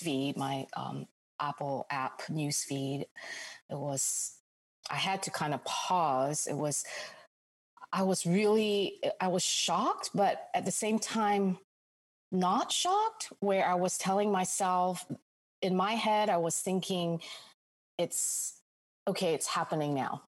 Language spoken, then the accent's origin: English; Singapore; moved away as an adult; also born or lived in Jakarta, Indonesia; now in United States; I spent really i would say most of my formative childhood growing up years all the way th- all, all the way through high school in singapore